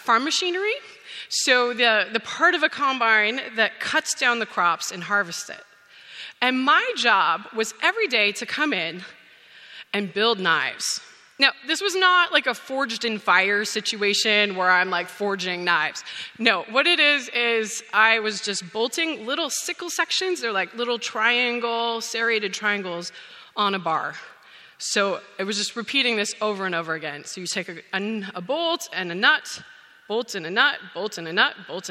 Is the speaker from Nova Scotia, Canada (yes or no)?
no; Saskatchewan, Canada; moved away as an adult; I grew up on a grain farm